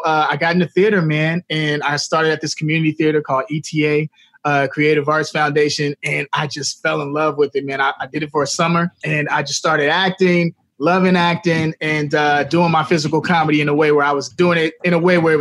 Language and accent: English; Chicago, Illinois, United States; I'm from Chicago